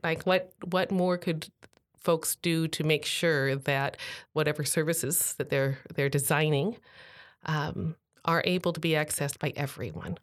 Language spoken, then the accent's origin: English; Tacoma, Washington, United States; here in my hometown